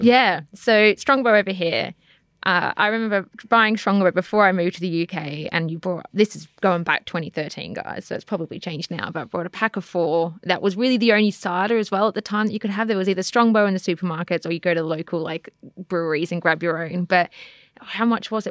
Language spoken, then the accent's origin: English; Australia; now in United Kingdom; growing up in Australia